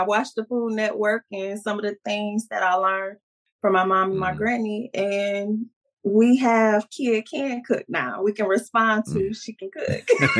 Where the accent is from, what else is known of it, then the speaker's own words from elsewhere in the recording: Detroit, Michigan, United States; now in Northwest Indiana, United States; born and raised in Detroit, now currently in Northwest Indiana, been here for years now.